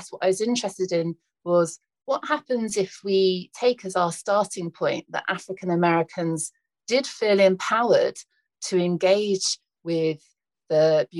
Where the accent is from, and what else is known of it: United Kingdom; now in United States